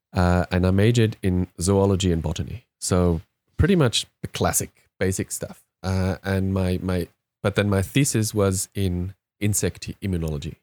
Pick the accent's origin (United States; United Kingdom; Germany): Germany; English is a second language; moved away as an adult; now in Australia; by my accent you hear that I'm not originally from here, but, uh, as many, many Germans who live in Australia are, uh, scuba divers